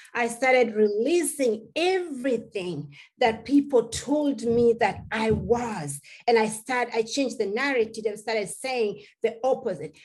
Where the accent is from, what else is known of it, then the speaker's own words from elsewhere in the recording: Kenya; English is a second language; moved away; As a little girl growing up in Kenya, I come mm-hmm. from a tribe called the Maasai